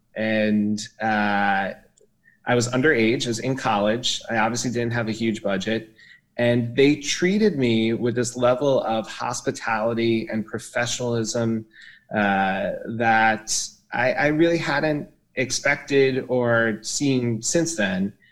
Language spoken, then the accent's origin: English; New York City, New York, United States; I grew up in New York City and went to NYU